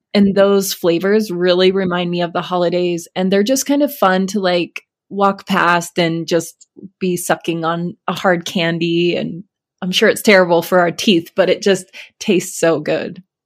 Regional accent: Alaska, United States; moved away; I grew up in Alaska

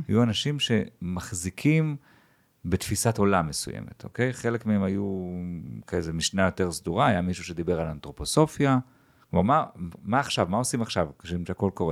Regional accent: Jerusalem, Jerusalem District, Israel; אני ירושלמי במקור

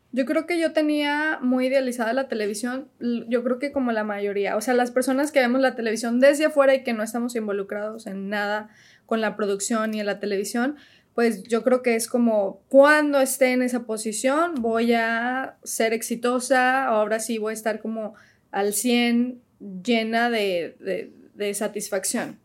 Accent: León, Guanajuato, Mexico; moved away as an adult; also born or lived in Mexico City; now in United States; Trabajé desde León, porque ahí crecí, eh, en León, Guanajuato

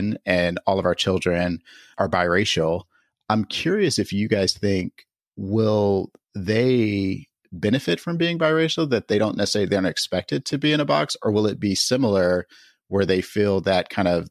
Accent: Indiana, United States; most of my adolescence was spent in Indiana

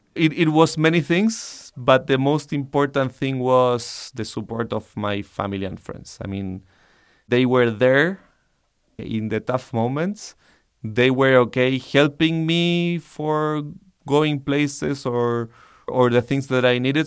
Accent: Santiago, Santiago Metropolitan Region, Chile; I I grew up in Santiago, Chile

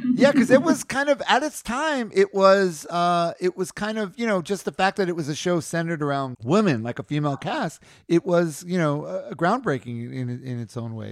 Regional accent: New York City, New York, United States; I'm from New York. I'm from Queens

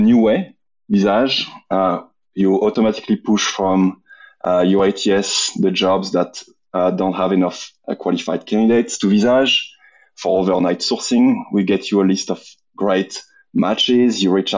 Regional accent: Marseille, Provence-Alpes-Côte d'Azur, France; English is a second language; also born or lived in London; now in Austin, United States; French, Marseille, the south of France, but I've been away from France for the past 17 years. Spent 6 years in London.

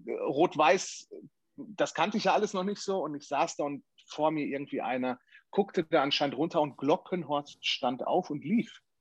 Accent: Sauerland, North Rhine-Westphalia, Germany; ich komme ja aus dem Sauerland

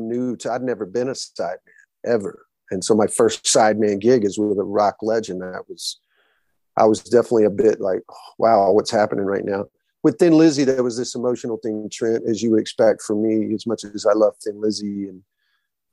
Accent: Alabama, United States; a guy like me growing up in the South

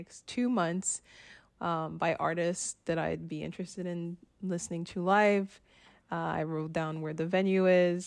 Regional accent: Haiti; moved away; also born or lived in Ottawa, Canada; I grew up in the Caribbean, in Haiti specifically

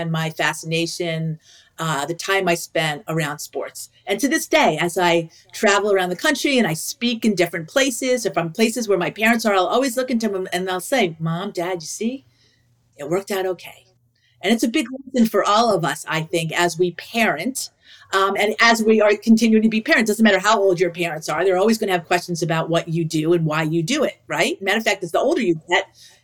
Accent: New York, United States; I grew up in New York

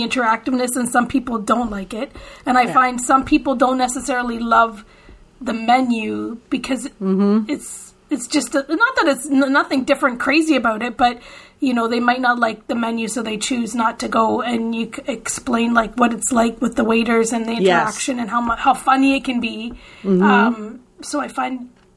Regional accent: Canada; we're Canadian

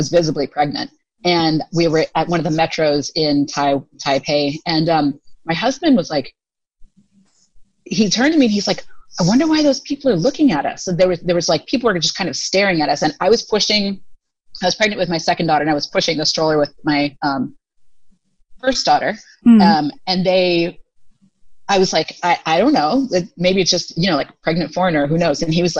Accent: Arizona, United States; moved away as an adult; also born or lived in Taiwan; now in Thailand; we're all from the States, but I'm biracial. And so I have more of a lighter skin tone that is harder for people to immediately identify.

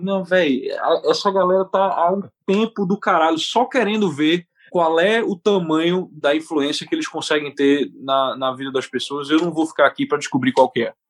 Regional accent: Recife, Pernambuco, Brazil; accent: recifense; moved away as an adult; also born or lived in Boston / Brooklyn, New York; now in United States; Eu sou natural de Recife, Pernambuco, e eu me mudei para cá em 2010.

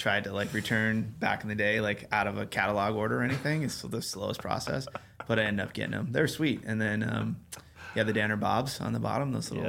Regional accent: Sheridan, Wyoming, United States; I grew up in Sheridan, Wyoming

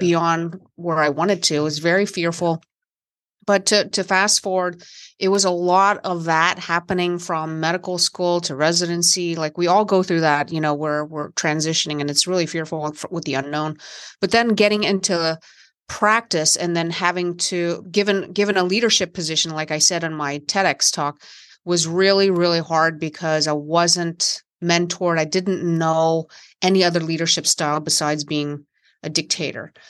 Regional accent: West Virginia, United States; I grew up in West Virginia in the country

